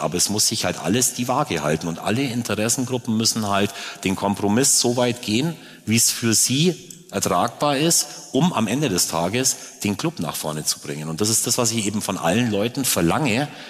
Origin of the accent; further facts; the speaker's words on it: Augsburg, Bavaria, Germany; ich komme hier aus der Stadt